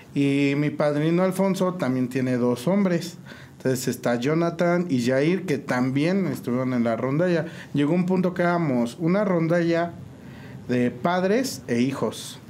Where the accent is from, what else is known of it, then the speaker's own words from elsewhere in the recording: San Juan del Río, Querétaro, Mexico; Nací en San Juan del Río, criado igual aquí, originario de San Juan